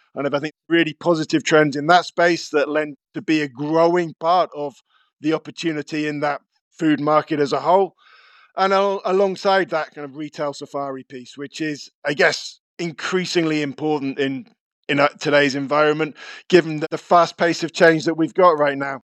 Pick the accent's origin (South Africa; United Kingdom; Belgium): United Kingdom; Cornwall, South West England; Growing up in Cornwall in the nineteen eighties